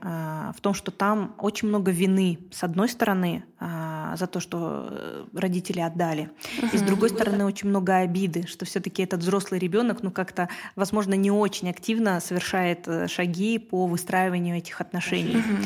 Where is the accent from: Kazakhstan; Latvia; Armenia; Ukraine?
Kazakhstan; first language Russian; я не казашка, русскоязычка, но а, родилась и живу в Казахстане